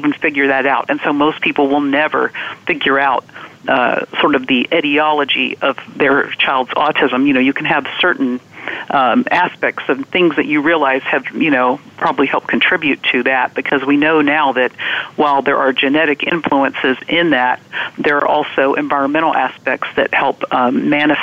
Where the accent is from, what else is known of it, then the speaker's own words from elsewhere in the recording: Virginia, United States; I'm from Virginia